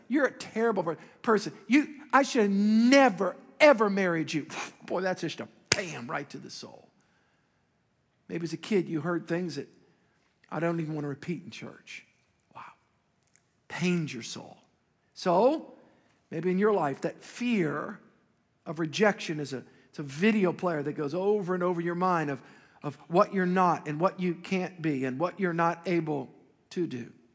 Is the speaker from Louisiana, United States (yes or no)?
yes; Metairie, Louisiana, United States; as a young boy, I grew up in Metairie